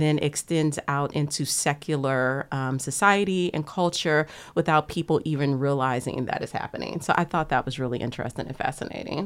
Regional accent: United States; growing up on the bayou

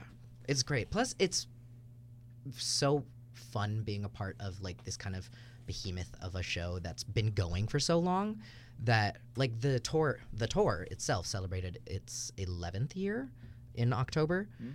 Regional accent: San Antonio, Texas, United States; moved away; because I'm from San Antonio, Texas

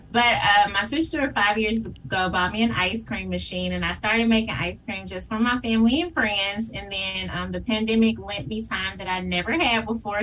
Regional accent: Memphis, Tennessee, United States; I am a proud graduate of Whitehaven High School, mm-hmm. and um, I have lived in Whitehaven most of my life

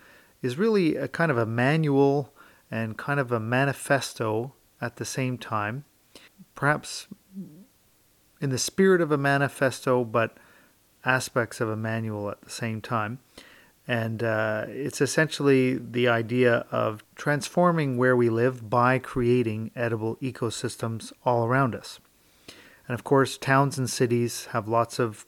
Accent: Sainte-Anne-de-Bellevue, Quebec, Canada; my hometown of St. Anne de Bellevue

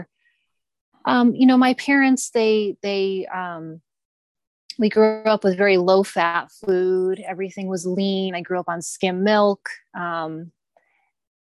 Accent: Massachusetts, United States; moved away as an adult; now in Bakersfield, United States; I lived in Massachusetts until I was 27 years old.

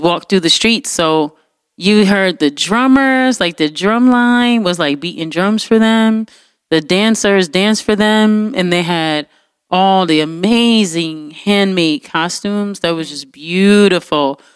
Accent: United States; as an American

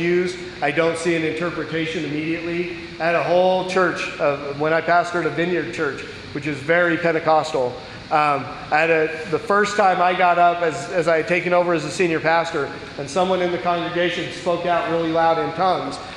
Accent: Pueblo, Colorado, United States; I grew up in Pueblo, Colorado

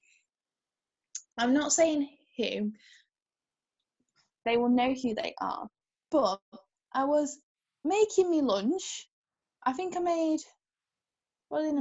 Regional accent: United Kingdom; we're British

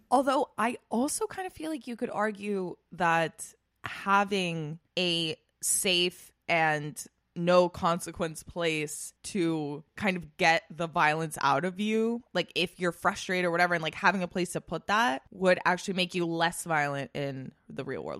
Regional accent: Spain; now in United States; when I was growing up in Spain

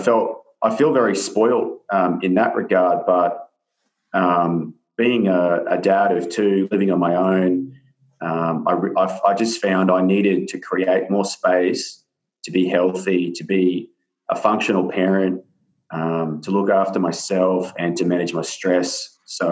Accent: New South Wales, Australia; now in Sunshine Coast, Australia; I didn't grow up here. I grew up down in New South Wales in the country

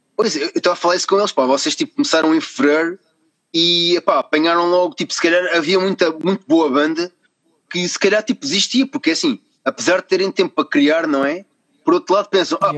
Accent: Carcavelos, Lisbon, Portugal; eu também sou aqui de perto, sou de Carcavelos

